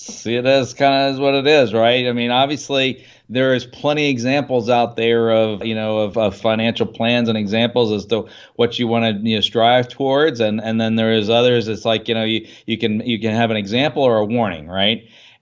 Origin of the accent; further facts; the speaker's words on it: Washington, D.C. area, United States; I grew up in the Washington D.C. suburbs, right?